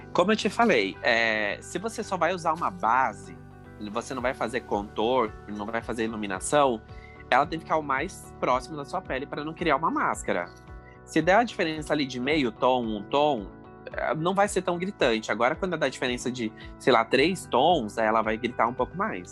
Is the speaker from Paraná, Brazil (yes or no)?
yes; Capitão Leônidas Marques, Paraná, Brazil; also born or lived in Cascavel, Paraná; eu nasci em Capitão Leone das Marques. É no Paraná.